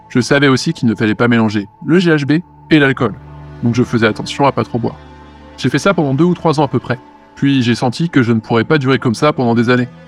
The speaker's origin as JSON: {"language": "French", "town": "Lyon", "region": "Auvergne-Rhône-Alpes", "country": "France", "tie": "born or raised there", "said": "je suis originaire de Lyon, je vais avoir 24 ans bientôt."}